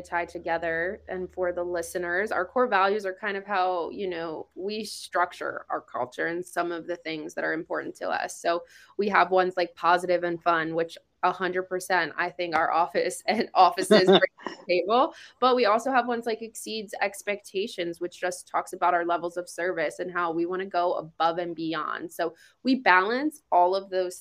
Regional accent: East Coast, United States; moved away; I am from the East Coast

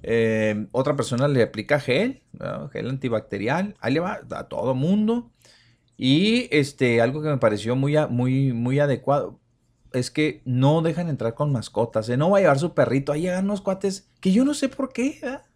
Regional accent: Ciudad Juárez, Chihuahua, Mexico; los que somos de Juárez

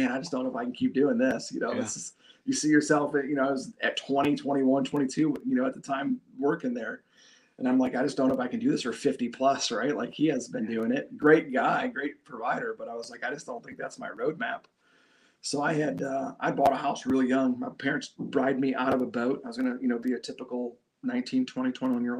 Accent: Shelby Township, Michigan, United States; I grew up in Shelby, you know, good spot, good town, nice in the suburbs of, you know, north of Detroit

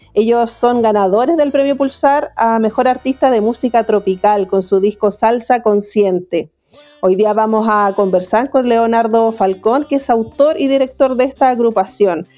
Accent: Chile; nuestro país

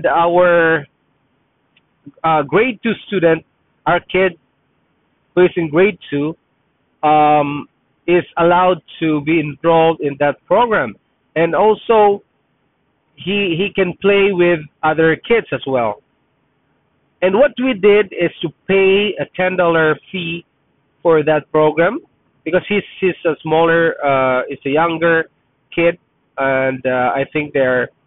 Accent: Philippines; first language Tagalog; English is a second language; now in Canada; I'm Filipino, Tagalog is my first language

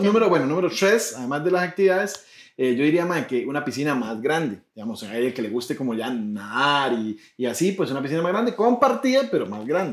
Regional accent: Puntarenas, Costa Rica; yo soy de Punta Arenas

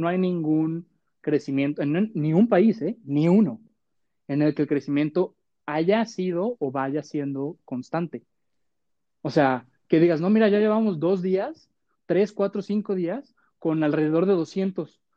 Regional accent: Mexico

